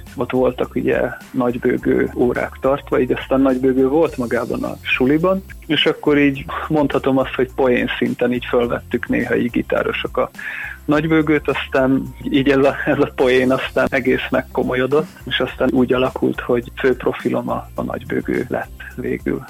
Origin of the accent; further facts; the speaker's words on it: Érd, Pest, Hungary; moved away as an adult; now in Budapest, Hungary; érdem, Sándor utcában nőttem föl, ide jártam ugye iskolába, gimnáziumba is, ott érettségiztem